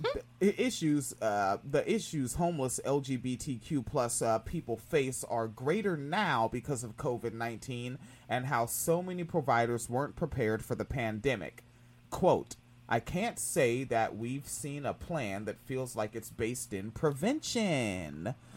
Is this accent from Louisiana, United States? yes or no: no; Washington, United States; I grew up in Washington State